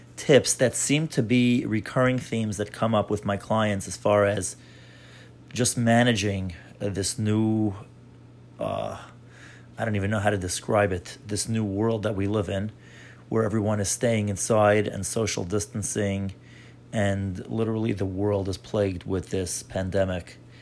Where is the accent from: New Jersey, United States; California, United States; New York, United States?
New York, United States; I'm from New York